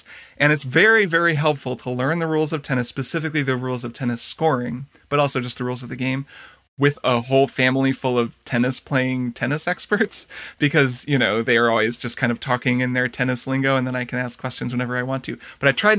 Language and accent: English; Indiana, United States; moved away; We're visiting my hometown as well in Indiana, where we both grew up, but her family now lives